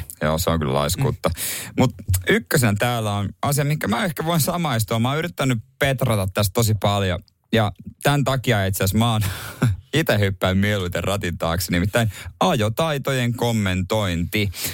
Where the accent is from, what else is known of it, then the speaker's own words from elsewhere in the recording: Seinäjoki, South Ostrobothnia, Finland; mun kotikaupungissa Seinäjällä